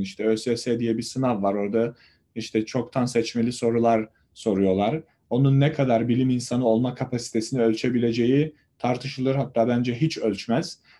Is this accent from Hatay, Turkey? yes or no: yes; Samandağ, Hatay, Turkey; Hatay'ın Samandağ ilçesinde doğdum